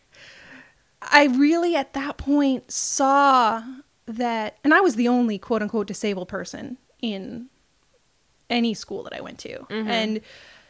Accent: California, United States; moved away as an adult; now in Portland, United States; I grew up in California, been living in Portland for about 12 years

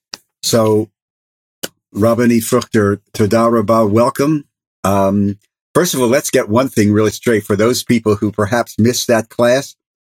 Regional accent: Philadelphia, Pennsylvania, United States; And where we are in Philadelphia, my hometown, and we live right outside of it

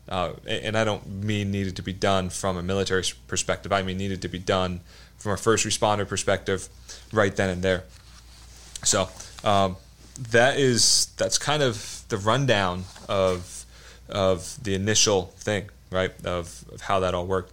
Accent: New Jersey, United States; moved away as an adult; also born or lived in North Carolina; I grew up in New Jersey. I grew up, uh, in South Jersey.

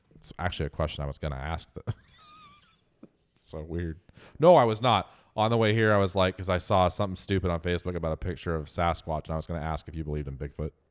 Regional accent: Northwest America, Pacific Northwest, United States; accent: Northwest American; as an American with a Northwest American accent

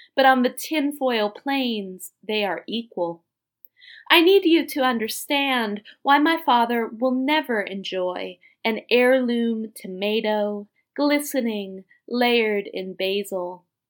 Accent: Northern Virginia, United States; now in Washington, D.C., United States; I grew up in Northern Virginia

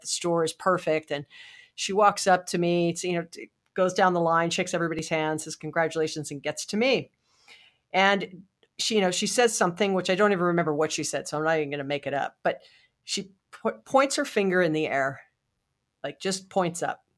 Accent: Hawaii, United States; I was born and raised in Hawaii

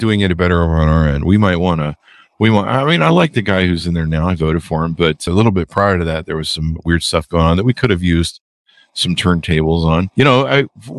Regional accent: United States; I'm a Yankee from America

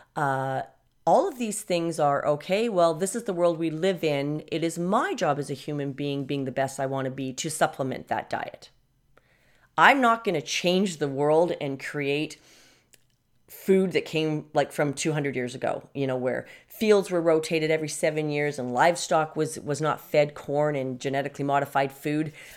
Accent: Canada; I'm from Canada

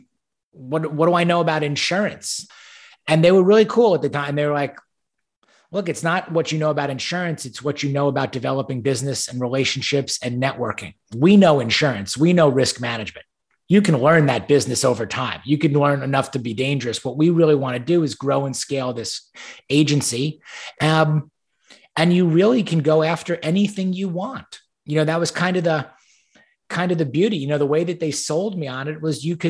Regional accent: Great Neck, New York, United States; moved away as an adult; also born or lived in Ann Arbor, Michigan; now in Houston, United States; I was born and raised on Long Island in New York, a town called Great Neck

